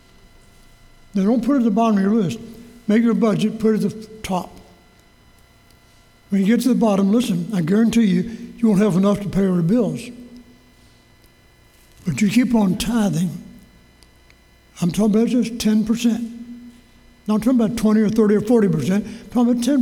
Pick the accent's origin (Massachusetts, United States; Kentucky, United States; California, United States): Kentucky, United States; Louisville; Church I grew up in Louisville, Walnut Street Baptist Church.